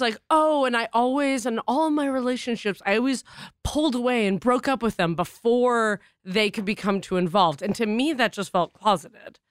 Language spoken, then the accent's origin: English; Boston, Massachusetts, United States; moved away; we're from Boston